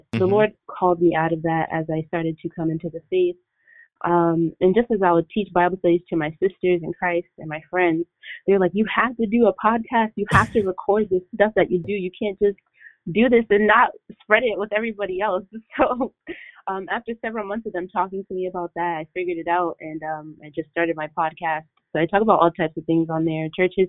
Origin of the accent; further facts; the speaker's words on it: Rhode Island, United States; also born or lived in Boston, Massachusetts; I'm from Rhode Island. I was actually originally born in Boston, Massachusetts.